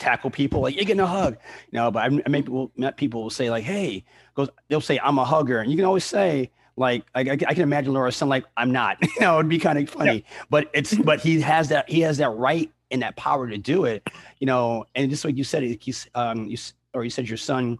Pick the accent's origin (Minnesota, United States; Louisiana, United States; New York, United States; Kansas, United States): New York, United States; now in Savannah, United States; growing up in New York